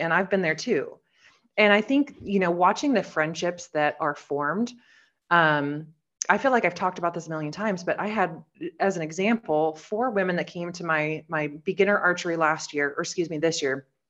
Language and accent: English; Oregon, United States; So I'm from Oregon, just a small town girl. I actually live four driveways down from where I grew up